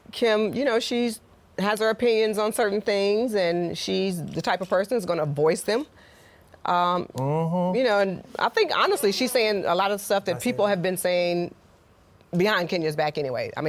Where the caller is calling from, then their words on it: Lima, Ohio, United States; I'm calling from Lima, Ohio.